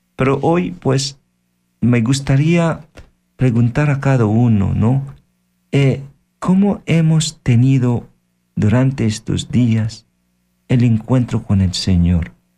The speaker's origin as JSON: {"language": "Spanish", "country": "Philippines", "second_language": "Spanish", "moved": "yes", "said": "En mi país, yo soy de Filipinas"}